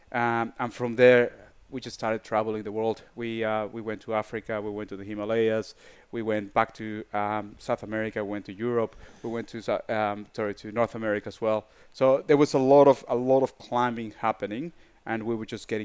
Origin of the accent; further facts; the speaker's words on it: Mexico City, Mexico; growing up in Mexico, um, I had a big advantage. You know, um, Mexico City is 2,000 meters over sea level already and most of the mountains around Mexico City are in the range between 5,000 to 5,700 meters. That was my backyard.